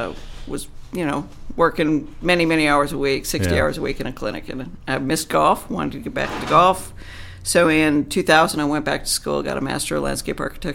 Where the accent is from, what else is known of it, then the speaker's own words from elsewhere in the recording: Minneapolis, Minnesota, United States; I'm from Minneapolis, Minnesota. I'm a golf course architect. I was trained in Scotland.